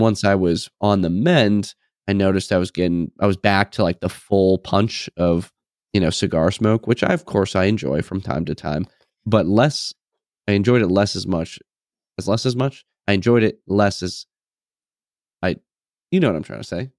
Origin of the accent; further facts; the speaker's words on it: New England, United States; moved away as an adult; I'm obviously from New England